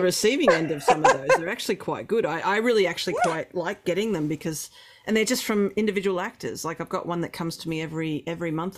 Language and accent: English; Melbourne, Victoria, Australia; now in Ross Creek, Australia; I grew up in Melbourne, but my aunt had 400 acres and cattle